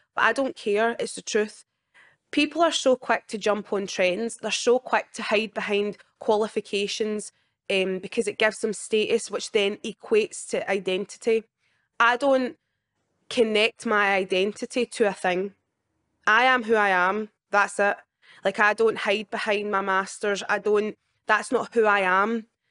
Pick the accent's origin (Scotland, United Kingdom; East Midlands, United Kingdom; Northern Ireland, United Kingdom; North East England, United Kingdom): Scotland, United Kingdom; my whole life in Scotland